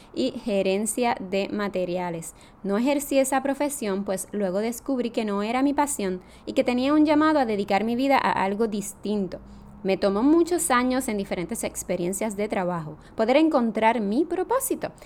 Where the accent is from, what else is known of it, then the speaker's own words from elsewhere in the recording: Jayuya, Puerto Rico; now in San Juan, Puerto Rico; soy natural de Jayuya, aunque vivo en San Juan, Puerto Rico.